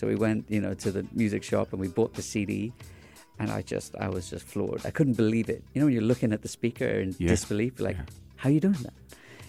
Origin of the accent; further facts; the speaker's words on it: Dubai, United Arab Emirates; also born or lived in England; being Indian in Dubai early days, going to a boarding school in England, you know, there wasn't many Indians there at the time, in these schools